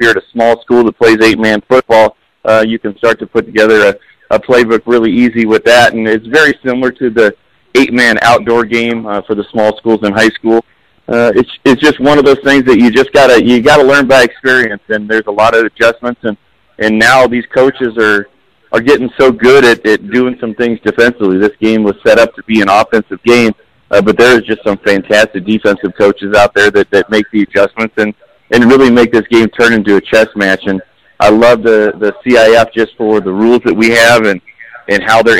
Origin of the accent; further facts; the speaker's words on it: Southern California, United States; moved away as an adult; also born or lived in Fairbanks, Alaska / Cedar Rapids / Quad City, Illinois / San Diego; Southern California guy.